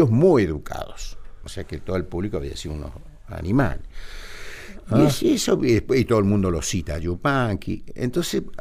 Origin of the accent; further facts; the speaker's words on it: Argentina; preocupación como argentino